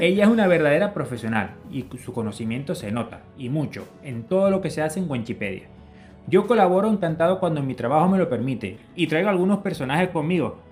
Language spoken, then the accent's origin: Spanish; Canary Islands, Spain; moved away; nos identifican como canarios